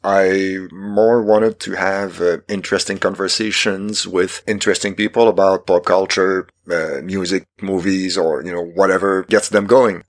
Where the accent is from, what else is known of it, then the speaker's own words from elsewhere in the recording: Quebec, Canada; first language French; English is a second language; I'm Canadian from Quebec. French is my first language.